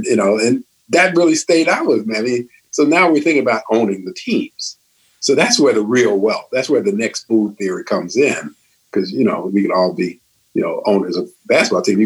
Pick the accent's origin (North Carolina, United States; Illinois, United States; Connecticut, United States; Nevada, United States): Illinois, United States; Chicago; I'm from Chicago